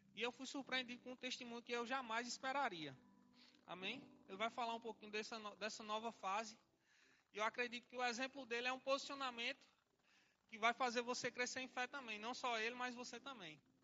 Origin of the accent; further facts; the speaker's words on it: Salgueiro, Pernambuco, Brazil; now in Olinda, Brazil; nasci na cidade de Salgueiro, já morei em outras cidades também, mas não sou cigano. Lá nasci em Salgueiro, depois arrudei um pouquinho Pernambuco, vim para Olinda e aqui estou